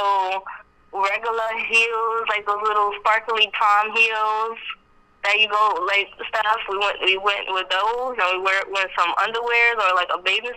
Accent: New York City, New York, United States; I am from Brooklyn, New York.

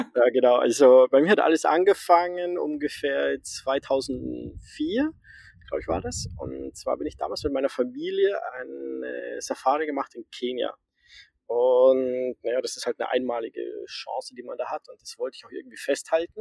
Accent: Amberg, Bavaria, Germany; also born or lived in Groningen, Netherlands; ich bin, äh, in der Oberpfalz aufgewachsen, in der Nähe von Amberg

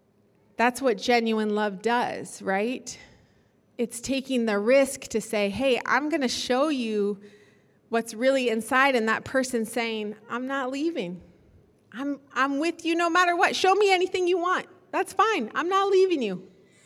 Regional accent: Kenya; I grew up in Kenya, and everybody there that I lived around spent their whole day with their front door wide open.

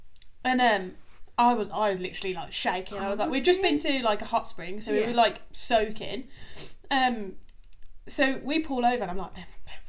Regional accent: England, United Kingdom; accent: English; You can tell by our accents we're English.

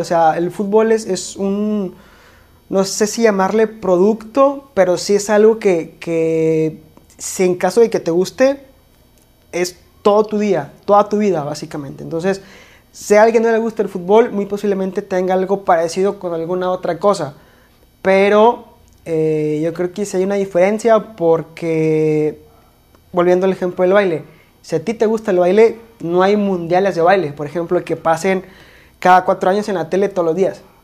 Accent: Mexico; also born or lived in Monterrey, Nuevo León; aquí en México se nos da mucho comparar

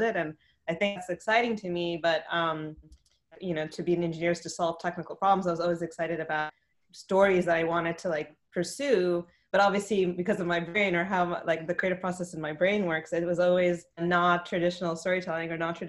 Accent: Silicon Valley, California, United States; I grew up in Silicon Valley

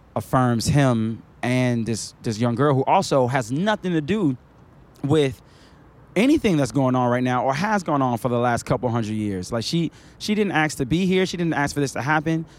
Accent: Chicago, Illinois, United States; moved away as an adult; also born or lived in Queens, New York / Valdosta, Georgia / Cleveland, Tennessee; now in Atlanta, United States; I grew up in a place that was dangerous

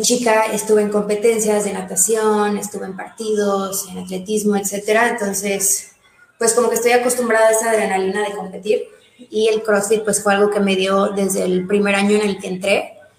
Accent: Mérida, Yucatán, Mexico; also born or lived in Mexico City; toda la vida he aquí en Mérida. O sea, nací en la Ciudad de México, pero pues desde chiquita me trajeron a Mérida y ya ahí que me quedé.

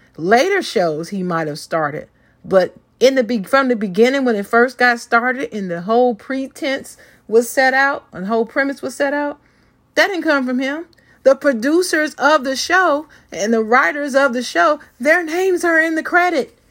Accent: Dayton, Ohio, United States; raised in my hometown of Dayton, Ohio

